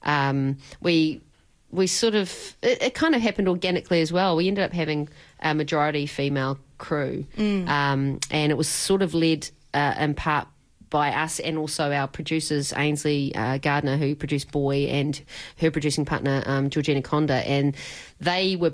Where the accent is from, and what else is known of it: New Zealand; born or raised there